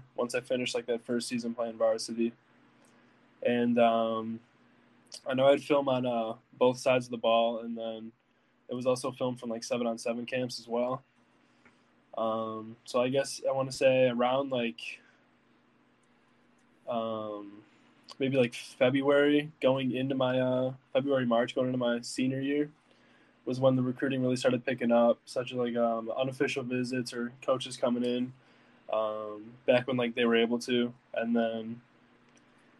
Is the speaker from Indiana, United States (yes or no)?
no; Lake Zurich, Illinois, United States; I'm from Illinois